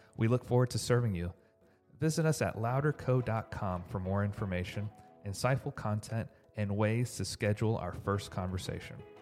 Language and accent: English; Houston, Texas, United States; now in Dallas, United States; I grew up in Houston.